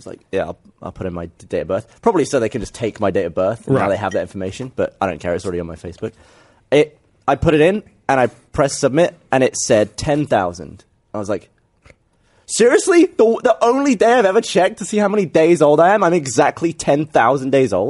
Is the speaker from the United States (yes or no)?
no; England, United Kingdom; accent: English; I think I'm more qualified being English.